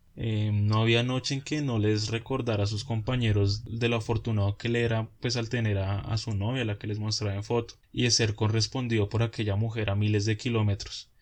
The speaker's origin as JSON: {"language": "Spanish", "country": "Colombia", "said": "nosotros como colombianos"}